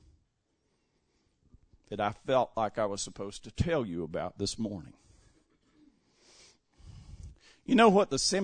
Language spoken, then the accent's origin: English; Western North Carolina, United States; also born or lived in San Diego, California; being raised in a small town in Western North Carolina